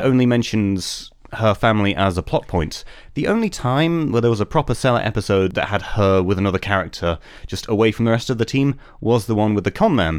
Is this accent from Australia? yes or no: no; United Kingdom; we're British.